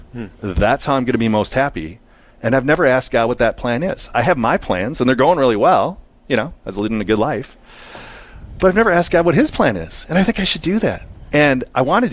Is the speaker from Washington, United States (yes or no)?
no; Eagan, Minnesota, United States; I grew up in the Twin Cities in Eagan, which is a suburb of St. Paul.